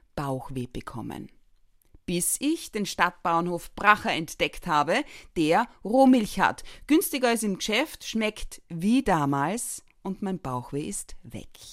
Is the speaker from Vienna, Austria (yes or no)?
no; Carinthia, Austria; moved away; als gebürtige Kärntnerin